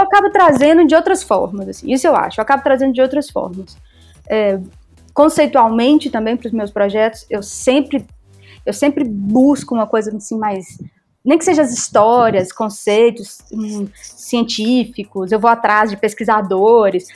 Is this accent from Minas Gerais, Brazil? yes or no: yes; Belo Horizonte, Minas Gerais, Brazil; also born or lived in Buenos Aires; eu sou de Belo Horizonte